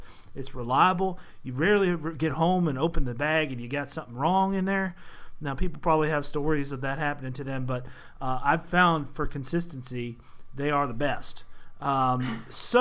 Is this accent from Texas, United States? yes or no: no; California, Maryland, United States; We had one in my hometown growing up in California, Maryland